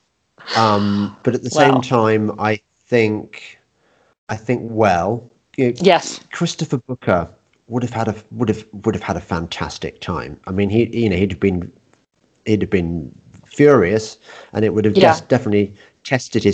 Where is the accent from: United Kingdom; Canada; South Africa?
United Kingdom; Midlands; I used to say turquoise because I come from the Midlands, and we say turquoise.